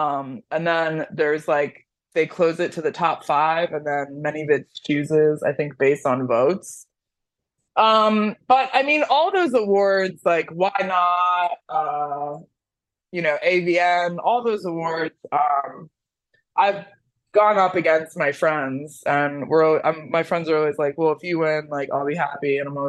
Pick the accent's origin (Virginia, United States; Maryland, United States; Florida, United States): Florida, United States; Miami; I'm from Miami. Are you really? I was born and raised.